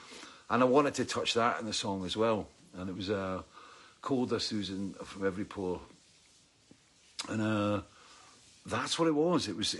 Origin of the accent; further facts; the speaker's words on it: Dalkeith, Scotland, United Kingdom; I'm from Dalkeith, and I'm very proud to come from Dalkeith. And Dalkeith was a mining town, and also it was a market town.